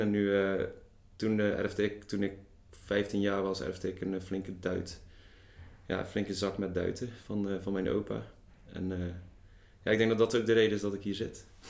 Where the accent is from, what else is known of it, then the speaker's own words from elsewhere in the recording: Zeeland, Netherlands; moved away as an adult; now in Tilburg, Netherlands; geboren in Zeeland. acht jaar geleden op mijn achttiende naar Tilburg vertrokken.